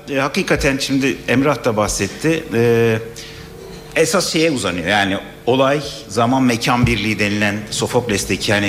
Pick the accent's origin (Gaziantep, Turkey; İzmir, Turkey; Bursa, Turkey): Gaziantep, Turkey; Ben Antepliyim ya. Aslında Patasana da başladı.